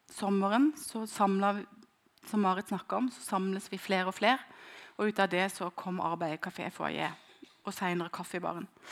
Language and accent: Norwegian; near Kristiansand, Agder, Norway; hjem fra Stavanger til utenfor Kristiansand, der jeg kommer fra